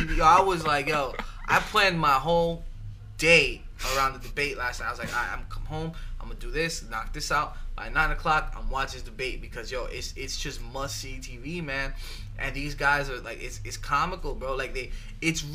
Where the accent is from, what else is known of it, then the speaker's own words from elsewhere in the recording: New York City, New York, United States; we grew up in New York. We grew up in the Bronx